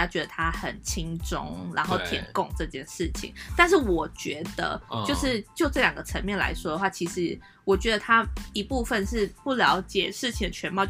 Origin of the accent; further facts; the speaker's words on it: Taiwan; 我身为一个台湾的国民